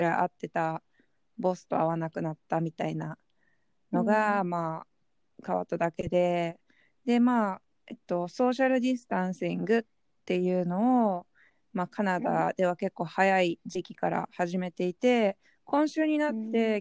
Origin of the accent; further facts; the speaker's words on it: Japan; moved away as an adult; now in Hong Kong; 自分たちは日本で育って日本人